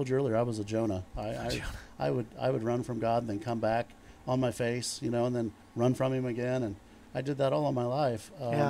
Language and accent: English; Connersville, Indiana, United States; also born or lived in Rushville, Indiana; I was born in Rushville, Indiana, but I grew up in Connersville.